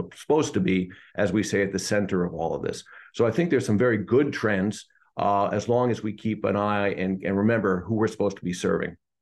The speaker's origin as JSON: {"language": "English", "area": "Hudson Valley", "region": "New York", "country": "United States", "tie": "born or raised there", "said": "the hometown where I was raised in the Hudson Valley of New York."}